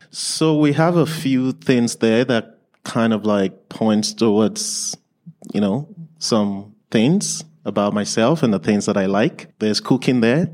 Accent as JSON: {"language": "English", "country": "Nigeria", "tie": "born or raised there", "also_born_or_lived": "England", "second_language": "English", "moved": "yes", "lives_now": "Lethbridge, Canada", "said": "I was born and raised in, in Nigeria."}